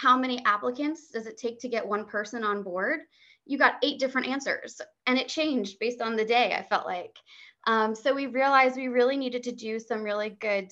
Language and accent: English; New York area, United States; moved away as an adult; now in Washington, D.C., United States; I'm originally obviously from the New York area